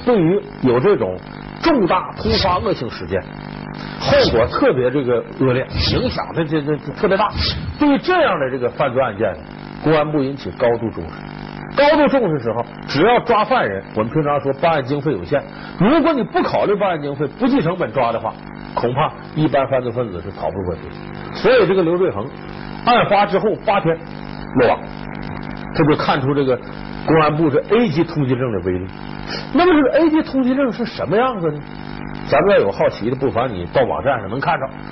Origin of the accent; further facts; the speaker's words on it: Northeast China, China; accent: Northeastern; 咱们东北话叫撕巴起来了